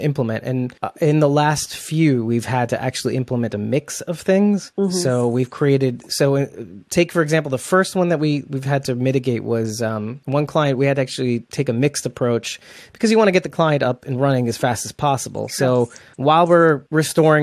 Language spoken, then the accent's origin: English; New Jersey, United States; he and I grew up together in New Jersey